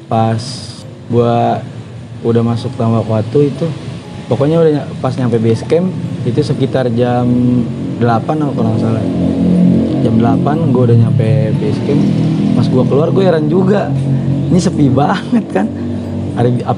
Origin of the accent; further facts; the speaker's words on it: Cikarang, West Java, Indonesia; Gue kan dari Cikarang emang.